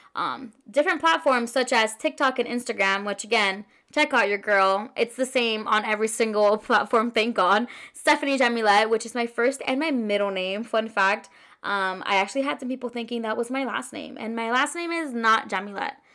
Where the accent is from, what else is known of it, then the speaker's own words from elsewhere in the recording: Orlando, Florida, United States; also born or lived in Queens, New York; I've been a living in Orlando, Florida since I was pretty much, like, three or four years old